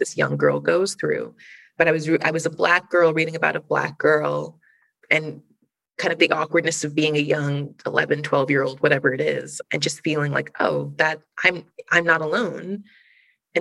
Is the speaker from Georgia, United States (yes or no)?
yes; Georgia, United States; also born or lived in Arkansas; I grew up in the South, in mostly Georgia, but then later Arkansas